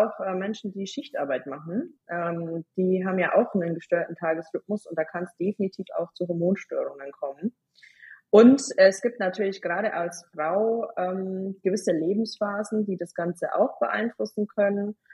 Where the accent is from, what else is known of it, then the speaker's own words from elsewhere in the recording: Bavaria, Germany; ich komme aus Bayern